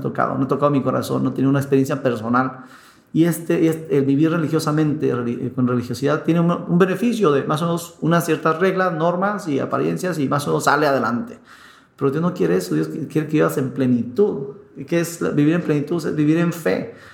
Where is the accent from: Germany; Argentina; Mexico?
Mexico; aquí en México